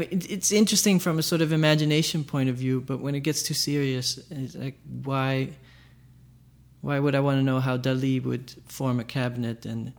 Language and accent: English; Amsterdam, North Holland, Netherlands; In Amsterdam, in the Netherlands.